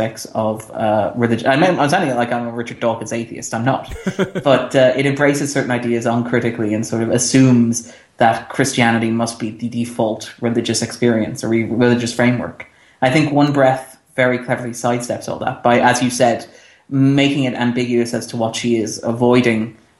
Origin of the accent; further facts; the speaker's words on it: Ireland; We're Irish, so our official religion is lapsed Catholic.